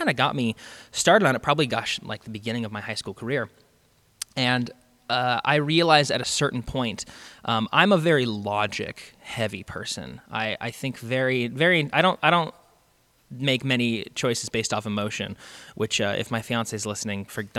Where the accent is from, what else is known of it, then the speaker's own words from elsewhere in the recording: Spokane, Washington, United States; I grew up, I moved a lot when I was a kid. And so I ended up settling in like Spokane, Washington, right outside of Spokane, Washington, when I was like in late middle school.